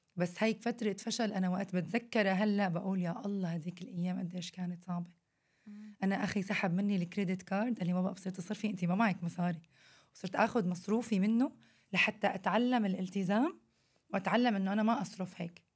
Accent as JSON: {"language": "Arabic", "country": "Syria", "moved": "yes", "said": "إحنا عندنا بسوريا"}